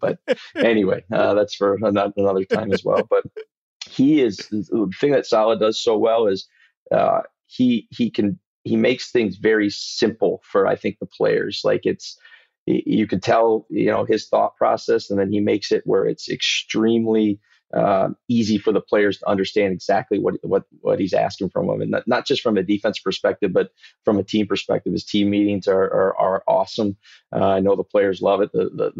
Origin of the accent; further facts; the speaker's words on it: Mount Pleasant, Michigan, United States; We grew up in Mount Pleasant.